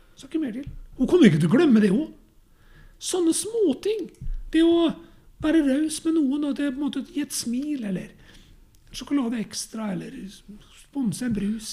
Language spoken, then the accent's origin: Norwegian; Norway; jeg er norsk og bor i et hus